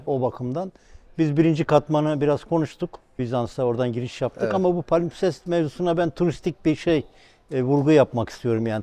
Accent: Tekirdağ, Turkey; Ben Tekirdağlıyım

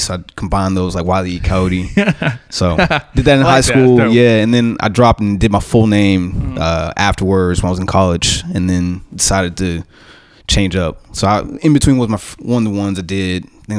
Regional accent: Converse, Texas, United States; I'm from Converse, Texas, San Antonio area.

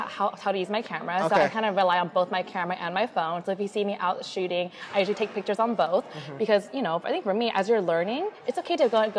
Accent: Portland, Oregon, United States; moved away as an adult; also born or lived in Orange County, California; now in Seattle, United States; I'm born and raised in Portland, but I actually did a little stint in Southern California for about a year.

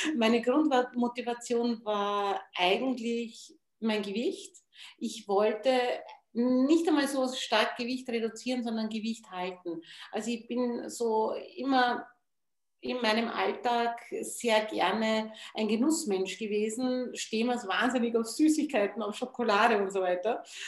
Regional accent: Wachau, Lower Austria, Austria; bei uns in der Wachau

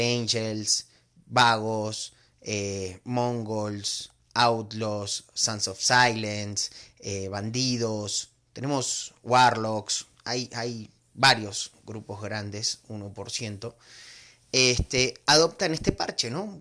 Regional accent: Argentina; moved away as an adult; now in Mexico; yo soy argentino, vivo hace 15 años en México

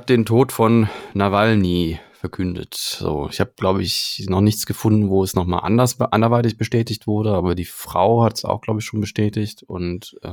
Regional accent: Germany; bei uns in Deutschland

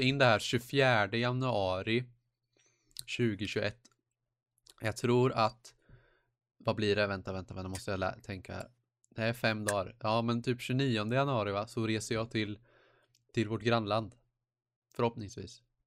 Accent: Småland, Sweden; Jag är smålänning själv

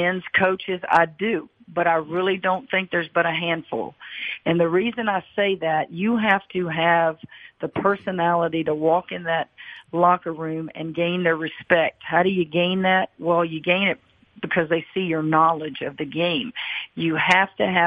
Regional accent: Louisiana, United States; I grew up in Louisiana

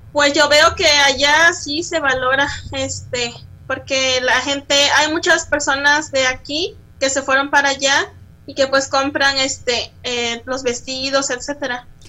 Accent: Acatlán, Guerrero, Mexico; now in Chilpancingo, Mexico; Yo soy nacida en Acatlán Guerrero, Guerrero, perdón, municipio de Chilapa de Álvarez, pero actualmente vivo en Chilpancingo de los Bravo Guerrero

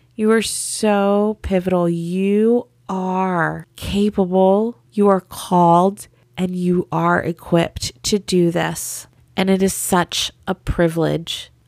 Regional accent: the South, United States; I grew up in the South, and in the South, Jesus is just a part of the culture

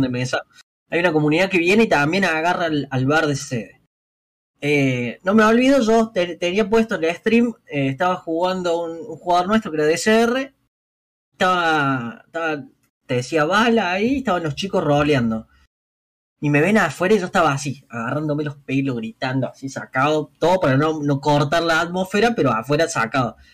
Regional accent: Córdoba, Argentina; básicamente soy cordobés

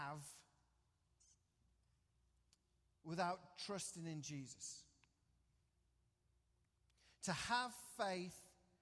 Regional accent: England, United Kingdom; moved away; Growing up in England

